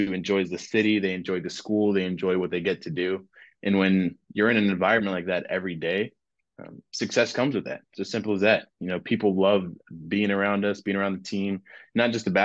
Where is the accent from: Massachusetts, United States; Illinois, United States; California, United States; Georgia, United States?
Georgia, United States; moved away as an adult; now in New Orleans, United States; I'm from Georgia